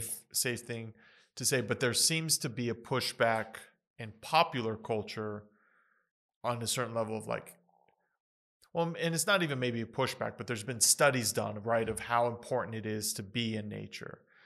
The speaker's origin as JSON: {"language": "English", "country": "United States", "tie": "born or raised there", "said": "growing up in the United States"}